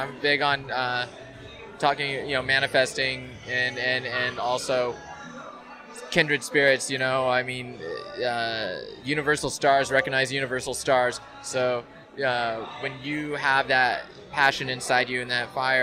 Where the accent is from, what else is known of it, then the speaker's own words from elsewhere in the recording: Idaho, United States; moved away; also born or lived in California; growing up there in Idaho. And so growing up there, and although I was born in California